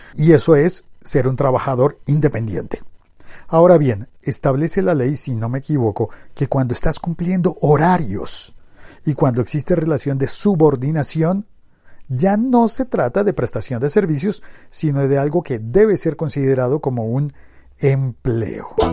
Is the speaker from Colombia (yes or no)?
yes; Colombia; en mi país, hablo por mi país